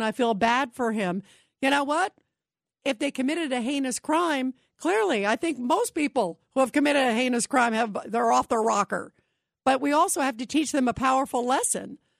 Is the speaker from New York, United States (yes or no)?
yes; New York, United States; I was born in New York